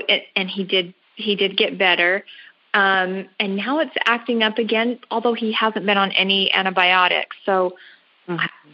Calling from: Washington, Utah, United States; I'm calling in from Washington

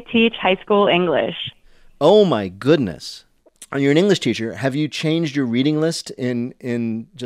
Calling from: Philadelphia, Pennsylvania, United States; I'm calling from Philadelphia.

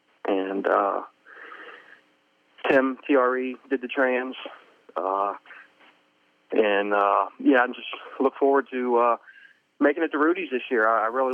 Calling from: Manassas, Virginia, United States; I'm in Virginia, Manassas, Virginia.

